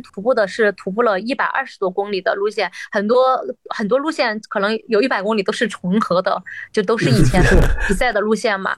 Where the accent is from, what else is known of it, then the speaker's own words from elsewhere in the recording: Wanzhou, Chongqing, China; also born or lived in Zunyi, Guizhou; now in Chongqing, China; 我是在万州，我，我小时候，就我出生在嗯。重庆的万州，其实是，呃，离主城是非常远的